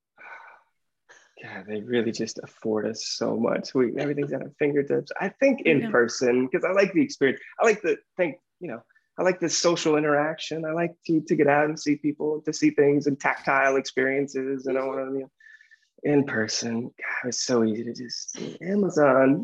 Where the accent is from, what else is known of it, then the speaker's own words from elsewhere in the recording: the South, United States; I grew up in the South